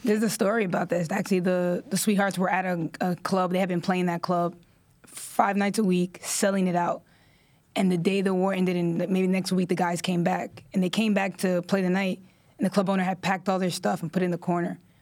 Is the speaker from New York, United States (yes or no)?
yes; New York City, New York, United States; I was born and raised in Washington Heights, New York